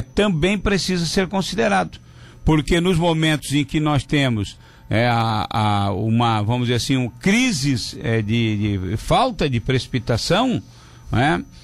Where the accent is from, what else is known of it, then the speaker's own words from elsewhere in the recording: Pedras Grandes, Santa Catarina, Brazil; now in Tubarão, Brazil; Eu sou de Pedras Grandes